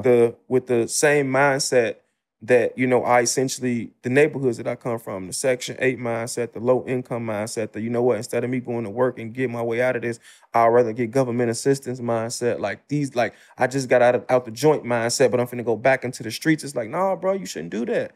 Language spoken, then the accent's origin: English; Chicago, Illinois, United States; I'm from the South Side of Chicago, the Ida B. Wells Projects.